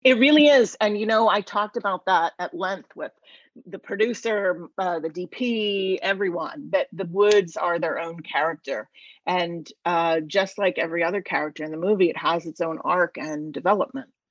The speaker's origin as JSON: {"language": "English", "country": "United States", "tie": "born or raised there", "said": "I grew up right outside of Washington DC"}